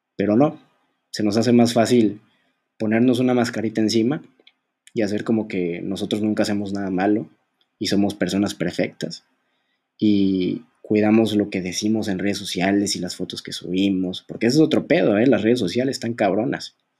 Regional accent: Mexico; México, por ejemplo, en mi, en mi país

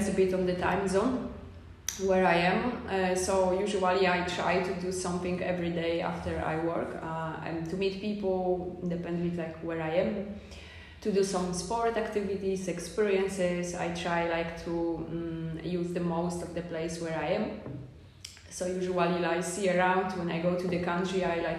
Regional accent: Poland; moved away as an adult; also born or lived in Barcelona, Spain / Lisbon, Portugal; I'm from Poland, but I haven't been lived in Poland since like 16 years

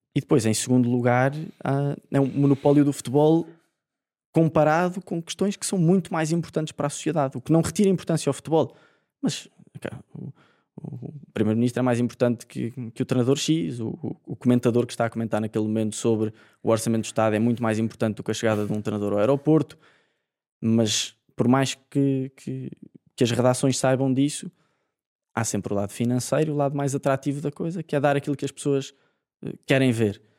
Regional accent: Portugal; como português

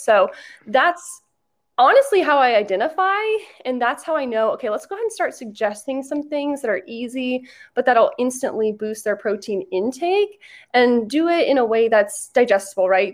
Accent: Orlando, Florida, United States; I'm from Orlando

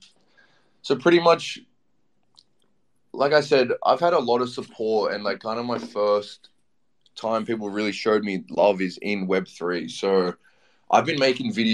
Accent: Australia; I'm from Australia

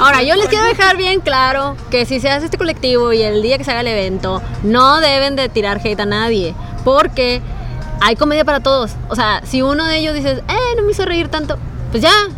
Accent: northern Mexico, Mexico; somos bien norteños

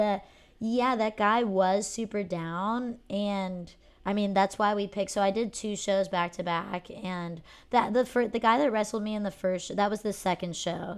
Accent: Pennsylvania, United States; growing up in Pennsylvania

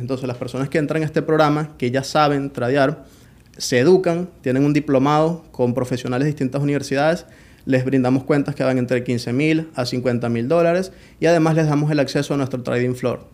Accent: Colonia Tovar, Aragua, Venezuela; also born or lived in Caracas, Venezuela; Yo nací en Caracas, Venezuela, pero soy de un pueblo llamado Colonia Tobar

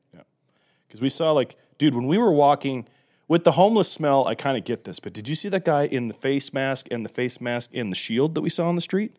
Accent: Utah, United States; I'm from Utah

